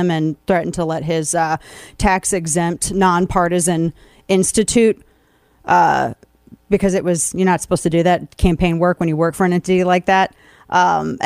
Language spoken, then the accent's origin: English; Missouri, United States; moved away as an adult; now in Texas, United States; I was born and raised in Missouri